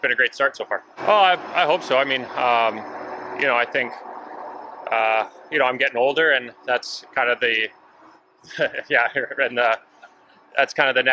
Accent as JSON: {"language": "English", "town": "Vancouver", "region": "British Columbia", "country": "Canada", "moved": "yes", "lives_now": "Seattle, United States", "said": "I'm from Vancouver"}